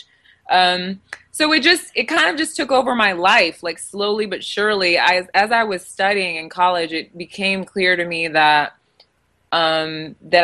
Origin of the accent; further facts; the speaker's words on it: United States; So I have parents who are from Nigeria, but I was born here in the States